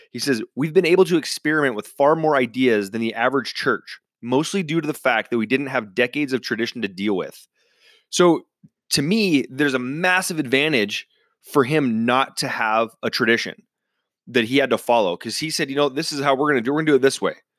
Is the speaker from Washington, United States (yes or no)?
yes; central Washington, United States; my hometown in, uh, central Washington